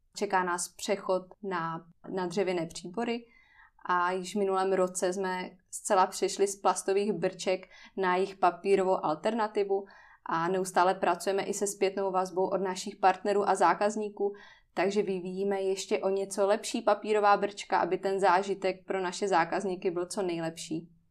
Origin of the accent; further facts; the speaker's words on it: Ostrava, Moravian-Silesian Region, Czechia; pocházím z Ostravy